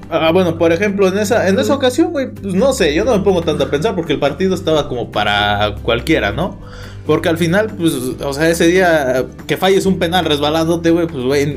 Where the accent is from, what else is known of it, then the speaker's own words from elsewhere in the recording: Mexico; como aficionado mexicano